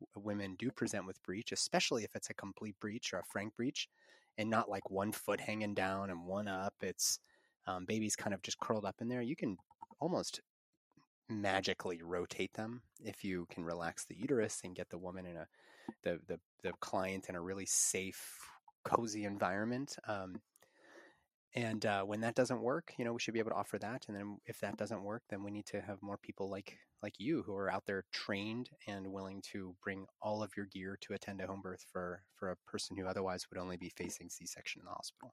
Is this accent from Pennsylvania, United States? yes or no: yes; near Pittsburgh, Western Pennsylvania, United States; Western Pennsylvania in my hometown near Pittsburgh